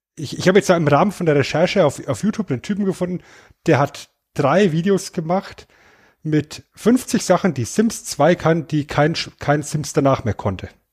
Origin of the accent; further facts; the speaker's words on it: Germany; bei uns in Deutschland